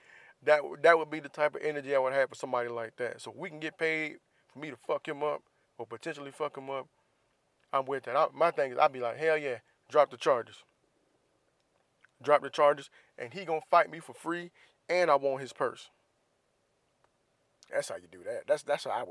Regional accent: Florida, United States; I'm from Florida. We love crabs down there

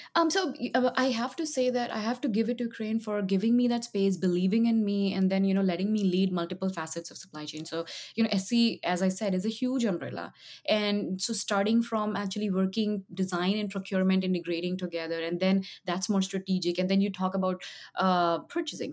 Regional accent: Jamshedpur, Jharkhand, India; now in United States; I grew up in a small town in India, um, and uh, it's called that, and it's called it's famous for the Tatas

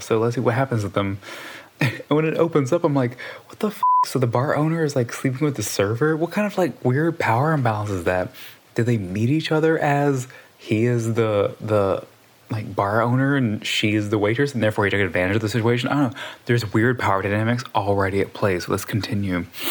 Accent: Southwest Louisiana, United States; I'm from Southwest Louisiana.

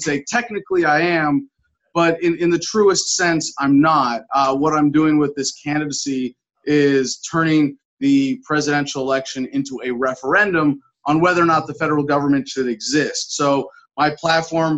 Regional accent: San Francisco, California, United States; I was born in San Francisco, grew up around the Bay Area

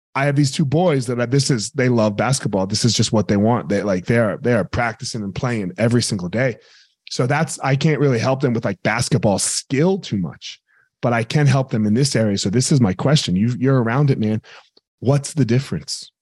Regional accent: Franklinville, New Jersey, United States; I grew up in Jersey, so I grew up right outside of New Jersey, a little town called Franklinville, New Jersey

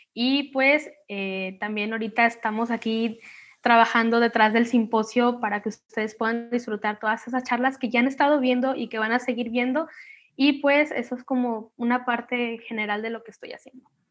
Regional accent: Manzanillo, Colima, Mexico; soy de Colima, México, de Manzanillo

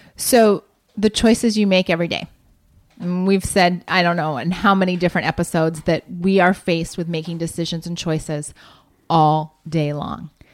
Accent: Columbus, Ohio, United States; moved away; my hometown

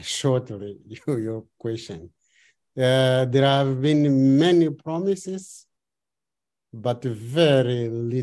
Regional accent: Beira, Sofala, Mozambique; I am from Beira, the city that was almost erased

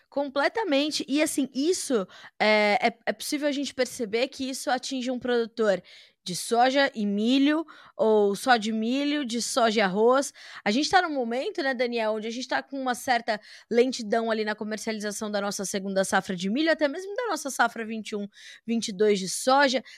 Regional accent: Brazil; me atormenta como brasileira

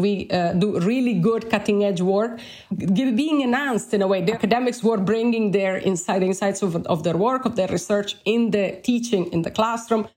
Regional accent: Bologna, Emilia-Romagna, Italy; English is a second language; moved away as an adult; also born or lived in Alberta, Canada; now in Ireland; I've done my undergraduate studies in my hometown of Bologna in Italy

